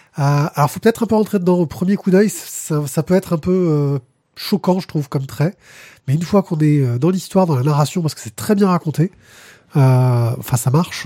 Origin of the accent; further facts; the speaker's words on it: Marseille, Provence-Alpes-Côte d'Azur, France; On est de Marseille